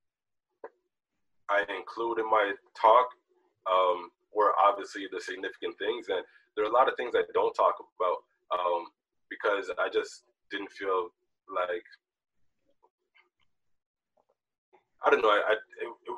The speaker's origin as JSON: {"language": "English", "town": "Toronto", "region": "Ontario", "country": "Canada", "tie": "born or raised there", "also_born_or_lived": "Jamaica", "said": "I was born in Jamaica, but I came to Toronto when I was 2 years old."}